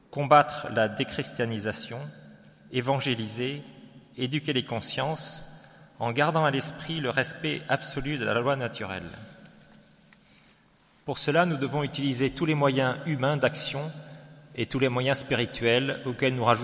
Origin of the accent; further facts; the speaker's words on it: Marseille, Provence-Alpes-Côte d'Azur, France; Et, euh, nous sommes marseillais.